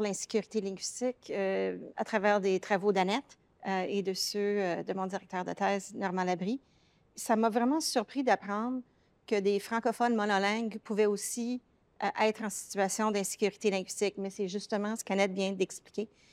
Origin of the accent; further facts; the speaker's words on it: Toronto, Ontario, Canada; accent: francophone accent of the Greater Toronto Area; mon accent, moi, révèle que j'ai surtout grandi dans la région du Grand Toronto. Ce n'est pas un accent anglophone, c'est un accent francophone du Grand Toronto.